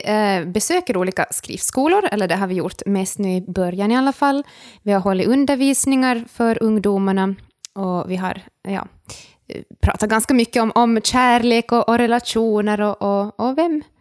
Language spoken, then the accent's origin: Swedish; Ostrobothnia, Finland; now in Turku, Finland; jag är österbottning, jag är finlandssvensk, jag är studerande.